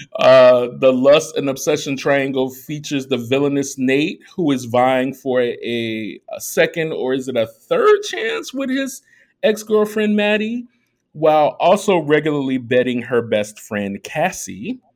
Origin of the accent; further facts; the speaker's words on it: Chicago, Illinois, United States; also born or lived in Germany; I was raised in Chicago.